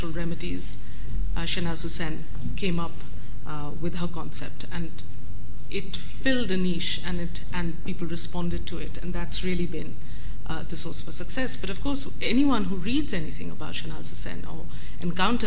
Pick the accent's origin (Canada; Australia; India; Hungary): India; moved away; I grew up in India